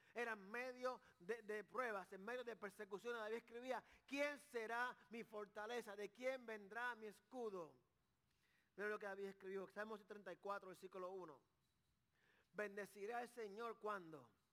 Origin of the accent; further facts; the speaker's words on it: Carolina, Puerto Rico; yo soy de Carolina